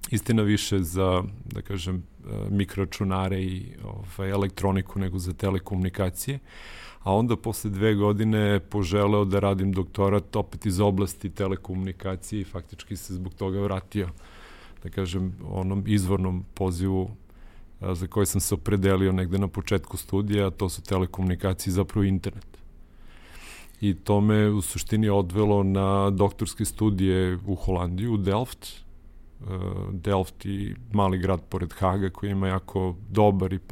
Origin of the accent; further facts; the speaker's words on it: Niš, Nišava District, Serbia; da sam u Nišu završio srednju školu, ja sam inače Nišlija, rođen i odrastao u Nišu